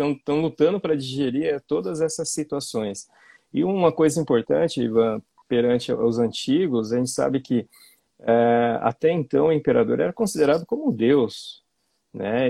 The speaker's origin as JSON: {"language": "Portuguese", "town": "Londrina", "region": "Paraná", "country": "Brazil", "said": "Sou de Londrina"}